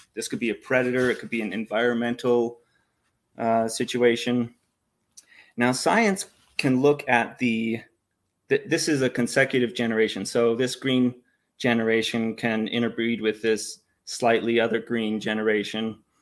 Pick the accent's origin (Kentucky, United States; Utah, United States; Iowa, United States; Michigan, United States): Utah, United States; I grew up here in Utah. I've been born and raised in Utah